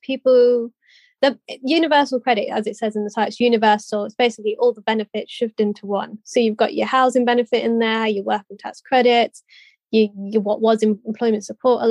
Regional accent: Leicestershire, East Midlands, United Kingdom; Leicestershire, just to bring in my hometown one

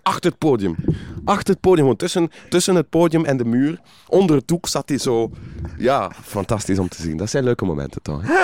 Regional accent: West Flanders, Belgium; accent: West Flemish; ik ben van West-Vlaanderen

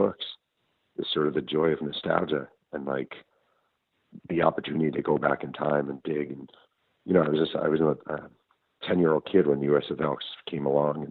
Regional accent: New York, United States; I grew up in New York

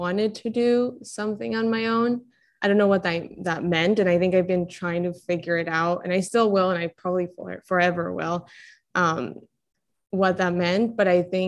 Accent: Colombia; moved away; I was born and raised in Colombia

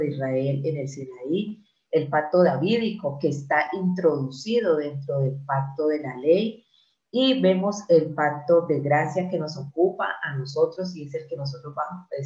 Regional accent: Colombia; soy de Colombia, por la gracia de Dios, nacida de nuevo en Cristo Jesús.

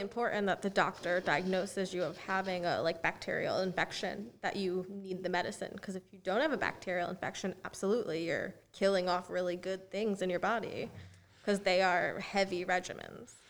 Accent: Connecticut, United States; now in Florida, United States; I'm originally from Connecticut

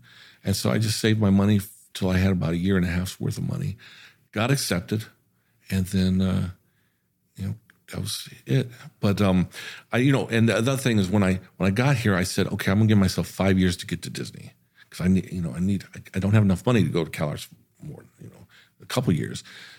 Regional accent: Germany; And listen, I'm from Army Base in Germany.

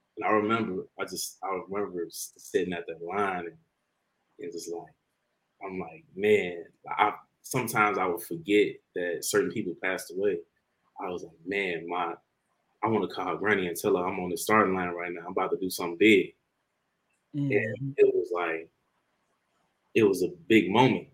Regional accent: Harvey, Illinois, United States; I grew up since I was like what six months I was living in Harvey my whole life

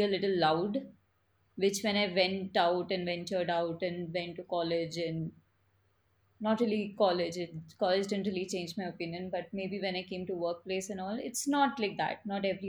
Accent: Mumbai, Maharashtra, India; moved away as an adult; now in United States; if I tell people I'm from Mumbai, they'll assume I have a lot of money. Upon that, if I mention I'm a Marwari, it is just like it's a given that okay, you must be rich

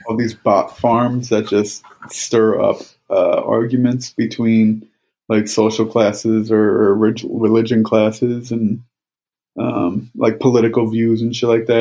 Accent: Northeast, United States; I'm from the Northeast

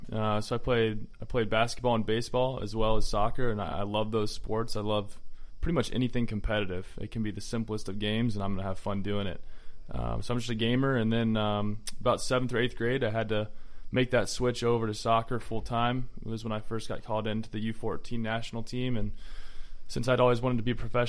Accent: Georgia, United States; So I actually root against my Hawks.

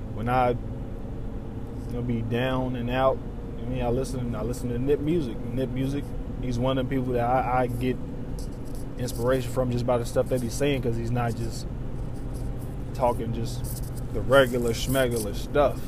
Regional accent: Southern Indiana, United States; moved away; I'm from Southern Indiana

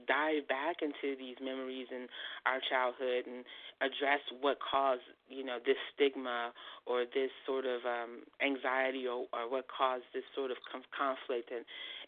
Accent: San Francisco, California, United States; I'm from San Francisco

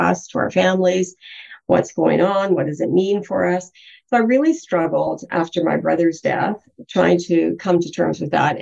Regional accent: British Columbia, Canada; also born or lived in Rivers, Manitoba; we moved around a little bit, but settled into British Columbia when I was about 4 years old

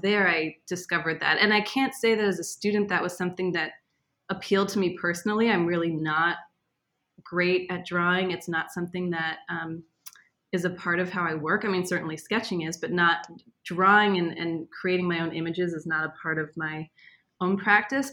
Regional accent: Boston, Massachusetts, United States; moved away as an adult; also born or lived in St. Louis / Israel; I grew up in Boston

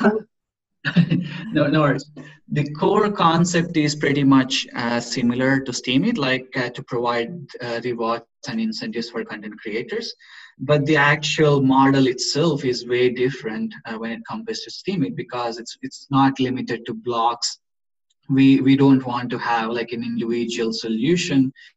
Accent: India; moved away as an adult; now in Gothenburg, Sweden; We are both from India. We came to Sweden like uh, five years ago for education

